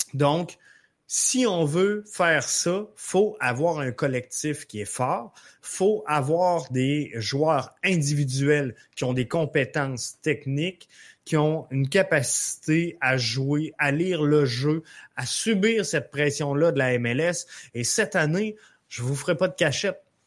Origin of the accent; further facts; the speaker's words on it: Montreal, Quebec, Canada; chez nous, à Montréal.